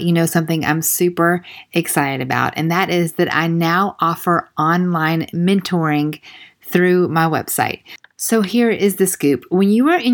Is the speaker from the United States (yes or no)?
yes; the South, United States